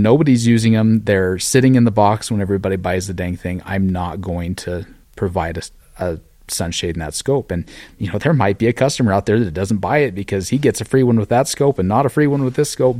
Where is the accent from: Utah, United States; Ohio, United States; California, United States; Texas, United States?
Utah, United States; moved away as an adult; now in Cody, Wyoming, United States; I grew up in Utah, but, uh, a lot of my family is from this same area